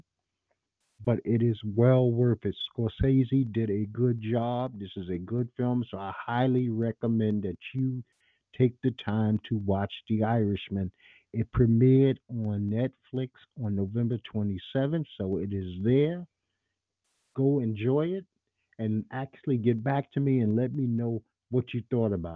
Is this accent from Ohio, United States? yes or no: no; New York City, New York, United States; I'm a New Yorker, native New Yorker.